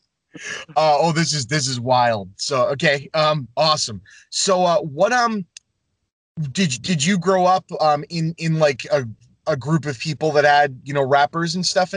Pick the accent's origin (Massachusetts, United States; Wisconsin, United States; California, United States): Massachusetts, United States; Lynn; I grew up on Southside Avenue. Right. So you've got the soccer field right across from Classical, north side and south side, right off Boston Street